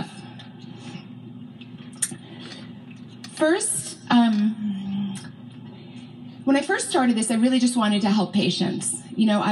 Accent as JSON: {"language": "English", "region": "California", "country": "United States", "said": "I hail from California"}